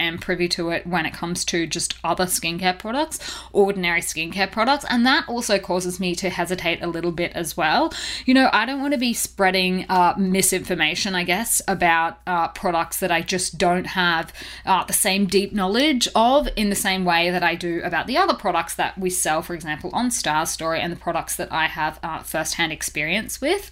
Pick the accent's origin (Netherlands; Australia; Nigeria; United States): Australia; accent: Australian; I am an Aussie, if you couldn't already tell from my accent